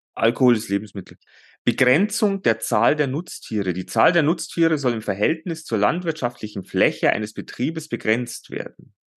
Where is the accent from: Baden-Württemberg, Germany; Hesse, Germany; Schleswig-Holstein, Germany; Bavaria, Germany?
Bavaria, Germany; bei uns in Bayern